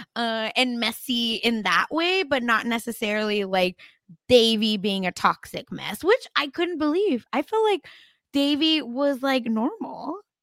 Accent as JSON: {"language": "English", "region": "Oklahoma", "country": "United States", "tie": "born or raised there", "said": "I'm from Oklahoma"}